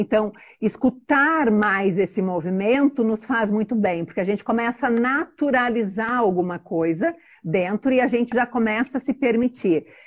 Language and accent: Portuguese; Joinville, Santa Catarina, Brazil; eu sou de Joinville, é uma cidade alemã, conservadora, e todo mundo sempre me perguntou, né? Nossa, mas você é daqui mesmo, né? Eu falava, sim, eu sou daqui